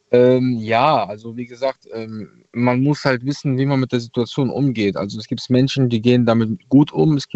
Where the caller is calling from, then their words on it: Troisdorf, North Rhine-Westphalia, Germany; Ja, ich aus Troisdorf.